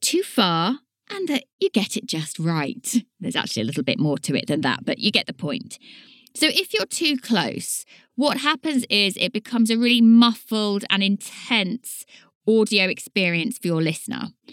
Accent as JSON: {"language": "English", "town": "Leighton Buzzard", "region": "East of England", "country": "United Kingdom", "accent": "Leighton Buzzard", "said": "My accent is a very much a Leighton Buzzard accent, and we are known for dropping our T's and our D's."}